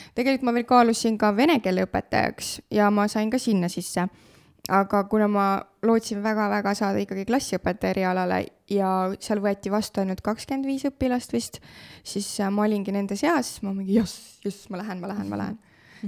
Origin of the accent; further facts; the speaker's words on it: Saverna, Põlva County, Estonia; also born or lived in Otepää / Tartu; now in Tõrvandi, Estonia; õppisin Saverna põhikoolis üheksa aastat, äh, siis tulin Otepää gümnaasiumisse õppima kolm aastat